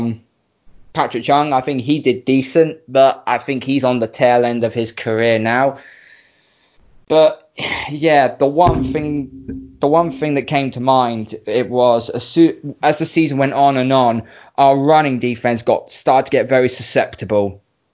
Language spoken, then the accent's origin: English; United Kingdom; I'm British